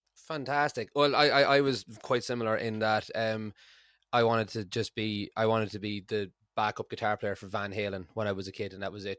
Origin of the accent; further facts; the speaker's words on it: Ireland; now in Scotland, United Kingdom; I'm from Ireland and I live in Scotland